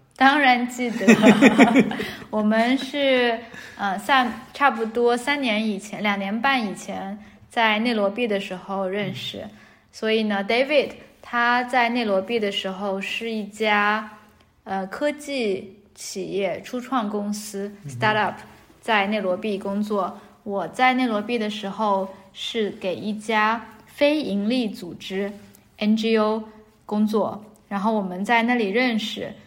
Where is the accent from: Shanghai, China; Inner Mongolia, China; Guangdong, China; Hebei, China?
Shanghai, China; moved away as an adult; also born or lived in Beijing / Nairobi / Paris; 我是一个在大城市里长大的人嗯。因为我在，我是从，呃，上海来的，呃，然后我的大学是在北京念的，所以我在北京生活了四年之后在内罗毕，内罗毕也算是一个挺大的城市。后来在巴黎住了六个月